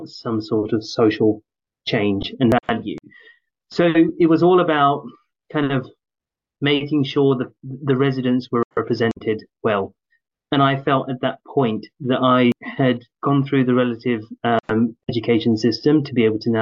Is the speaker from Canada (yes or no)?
no; London, United Kingdom; moved away; also born or lived in Newham / Essex; I grew up in Tower Hamlets, and then I moved to Newham, then I moved to Essex